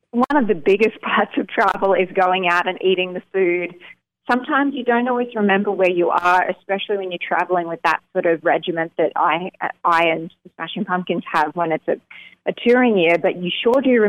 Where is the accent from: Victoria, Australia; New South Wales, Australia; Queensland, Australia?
Victoria, Australia; Melbourne; Yes, they are all in Melbourne, and my dad's just a few a couple hours out of Melbourne.